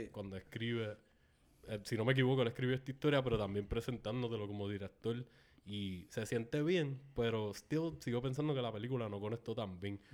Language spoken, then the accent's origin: Spanish; Canóvanas, Puerto Rico; yo crecí en Palma Sola, en Canóvanas, era una comunidad relativamente pequeña.